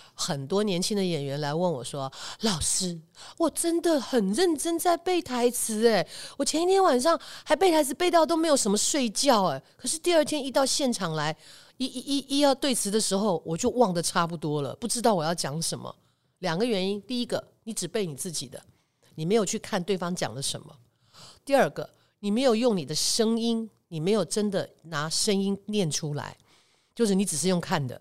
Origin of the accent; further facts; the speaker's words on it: Taiwan; 在台湾，起码我们都学过波波摩佛的音标